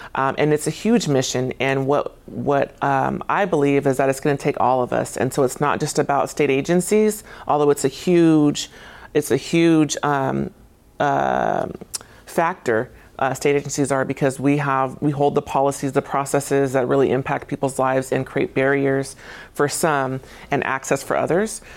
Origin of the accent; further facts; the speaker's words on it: Tacoma, Washington, United States; I graduated from Lincoln High School. So I'm from here